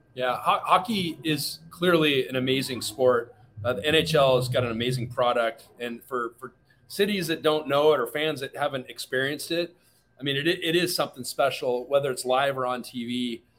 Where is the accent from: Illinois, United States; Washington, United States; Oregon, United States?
Washington, United States; Seattle; I grew up in Seattle.